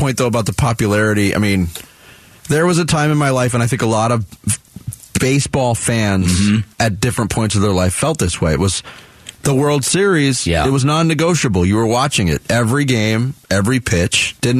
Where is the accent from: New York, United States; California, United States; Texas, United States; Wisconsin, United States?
New York, United States; moved away; growing up in New York